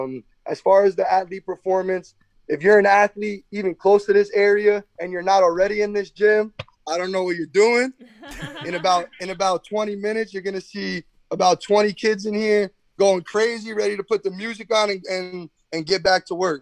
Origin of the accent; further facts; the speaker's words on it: Garfield, New Jersey, United States; being a Garfield guy, oldest of four